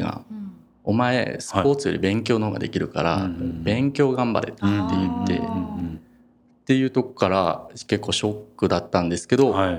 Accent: Mikuni, Fukui, Japan; 福井の、もう石川の県境に近い海の近くの三国町ってとこなんですけど

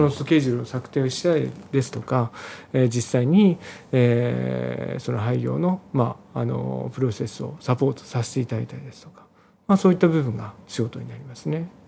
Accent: Nagano, Japan; moved away; 私、まあ、実家が、あの長野県の長野市の方なんですけれども、まあえー、農家の長男ということもあって、まあ、いずれは地元に戻りたいなというふうに考えてたんですね。

